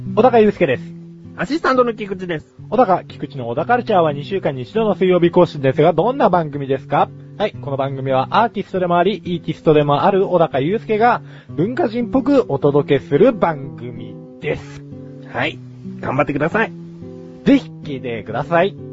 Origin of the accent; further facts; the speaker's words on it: Yokohama, Kanagawa, Japan; 自分も横浜出身なんだけども